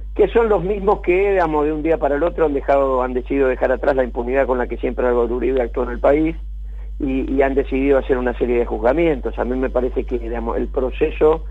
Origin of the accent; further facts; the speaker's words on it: Rosario, Santa Fe, Argentina; Yo de barrio Las Delicias, extremo sur de Rosario, barrio obrero metalúrgico